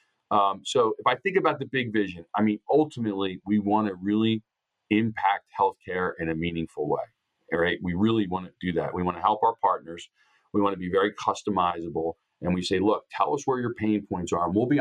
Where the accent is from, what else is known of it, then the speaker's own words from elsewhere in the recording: Upper Darby, Pennsylvania, United States; my hometown of Upper Darby, Pennsylvania